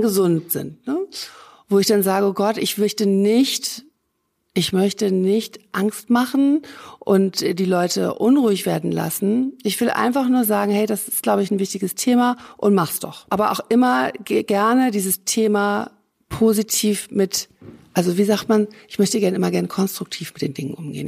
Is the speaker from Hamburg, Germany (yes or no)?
yes; Hamburg, Germany; moved away as an adult; also born or lived in Rhine-Main area; now in Essen, Germany; Ich bin in Hamburg geboren.